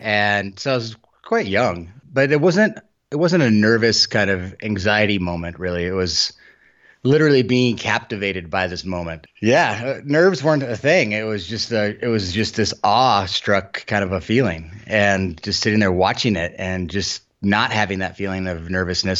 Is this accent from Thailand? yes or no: no; Helena, Montana, United States; I grew up outside of Helena